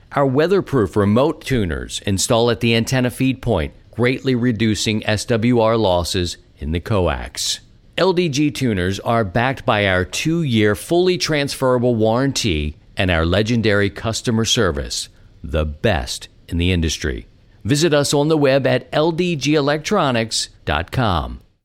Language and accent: English; Baltimore, Maryland, United States; I'm from Baltimore